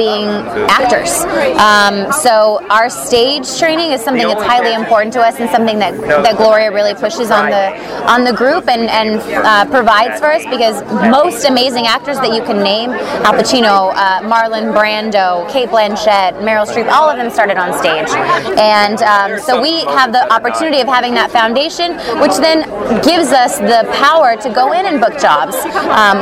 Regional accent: California, United States; I grew up in California

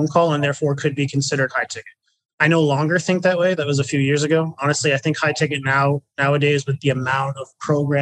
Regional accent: New Brunswick, Canada; moved away as an adult; I was from the East Coast, a tiny little province called New Brunswick. I'm in Canada

